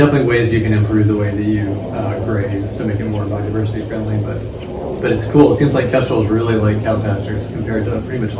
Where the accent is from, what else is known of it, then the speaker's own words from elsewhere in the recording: North Alabama, United States; moved away as an adult; also born or lived in Tennessee; now in Virginia, United States; I'm from North Alabama, and I went to college in Tennessee and at Sewanee.